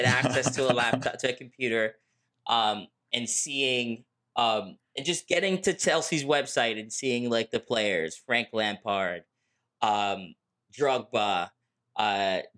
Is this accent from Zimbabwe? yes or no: no; Lagos, Nigeria; I'm from Lagos, Nigeria